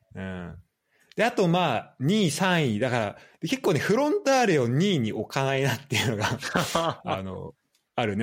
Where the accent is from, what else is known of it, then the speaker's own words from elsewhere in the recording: Saitama, Japan; 俺らはさ、浦和ん、出身というか、浦和住んでたのもあるから